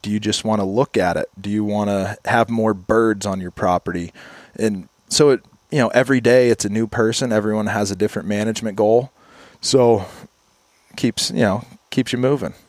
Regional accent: Kane, Pennsylvania, United States; I grew up in Kane, Pennsylvania

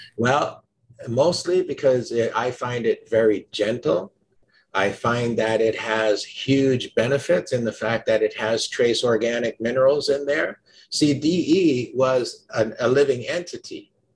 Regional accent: Jamaica; I was born in Jamaica

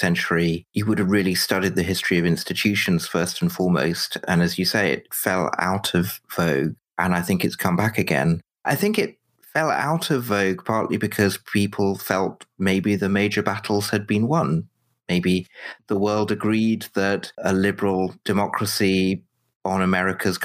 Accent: United Kingdom; I'm British, not American

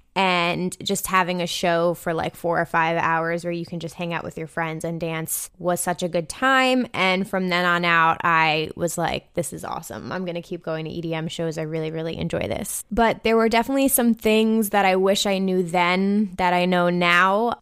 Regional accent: New Jersey, United States; I'm from New Jersey. I currently live in New Jersey.

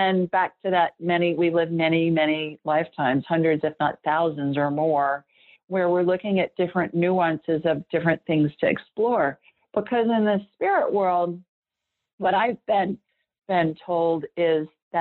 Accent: Ohio, United States; I grew up in Ohio.

